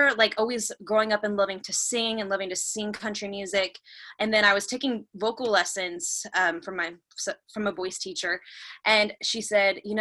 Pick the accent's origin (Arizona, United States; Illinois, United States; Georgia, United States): Arizona, United States; suburb outside of Phoenix; now in Los Angeles, United States; I grew up in like a large suburb outside of Phoenix